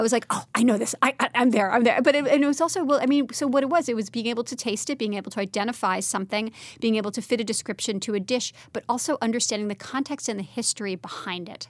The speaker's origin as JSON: {"language": "English", "town": "Brooklyn", "region": "New York", "country": "United States", "tie": "born or raised there", "also_born_or_lived": "France", "said": "I grew up in Brooklyn"}